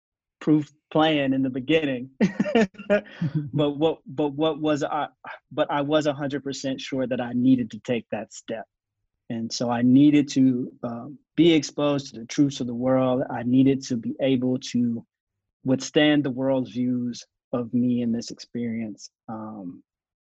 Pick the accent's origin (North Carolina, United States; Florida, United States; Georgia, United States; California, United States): North Carolina, United States; Asheville; I'm born and raised in Asheville, North Carolina